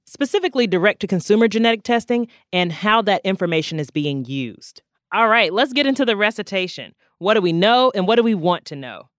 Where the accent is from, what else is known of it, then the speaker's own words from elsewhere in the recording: North Carolina, United States; I'm from North Carolina